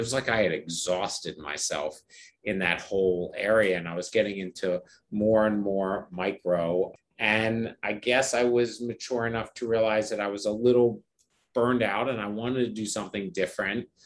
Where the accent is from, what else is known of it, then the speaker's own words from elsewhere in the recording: Philadelphia, Pennsylvania, United States; I'm from Philadelphia.